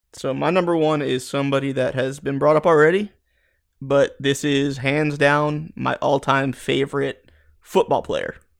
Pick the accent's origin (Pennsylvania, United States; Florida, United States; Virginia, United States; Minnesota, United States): Florida, United States; South; growing up in South Florida, I played football my whole life